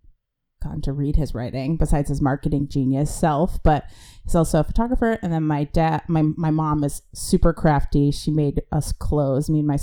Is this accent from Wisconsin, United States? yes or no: yes; Middleton, Wisconsin, United States; accent: Midwestern; also born or lived in Chicago, Illinois; now in California, United States; I was born in Chicago, but then I grew up in Middleton and lived there my whole life in the good old Midwest, the land of cheese